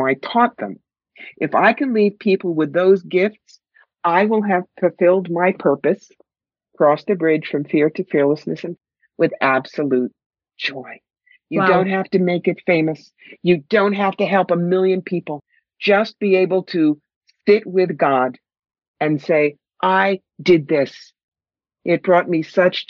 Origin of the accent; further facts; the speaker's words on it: New York, United States; I'm from New York. I talk fast